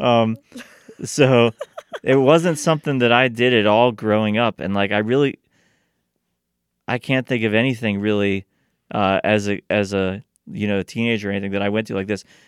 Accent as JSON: {"language": "English", "town": "Steubenville", "region": "Ohio", "country": "United States", "tie": "born or raised there", "said": "I grew up in Steubenville"}